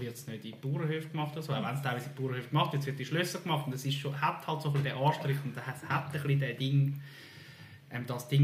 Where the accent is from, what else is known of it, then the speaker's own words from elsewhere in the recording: Zürcher Weinland, Zurich, Switzerland; ich bin in Zürcher Wieland geboren